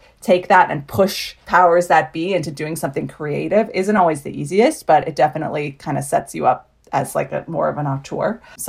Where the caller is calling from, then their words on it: Los Angeles, California, United States; I'm calling in from Los Angeles from the coziness of my bedroom in quarantine while my daughter and husband play somewhere.